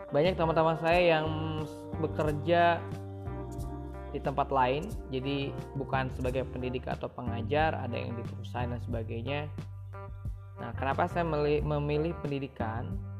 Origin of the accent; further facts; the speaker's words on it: Pandeglang, Banten, Indonesia; saya lahir di Pandeglang, lima Juni sembilan dua.